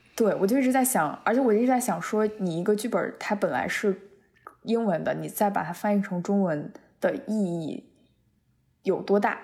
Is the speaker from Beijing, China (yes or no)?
yes; Beijing, China; moved away as an adult; now in United States; 作为一个，一个纯纯地在北京土生土长长大的孩子